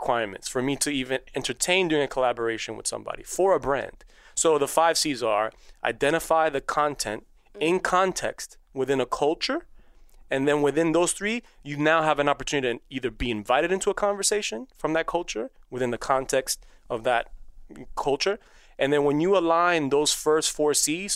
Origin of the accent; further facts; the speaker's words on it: New York City, New York, United States; first language Spanish; English is a second language; I grew up in Queens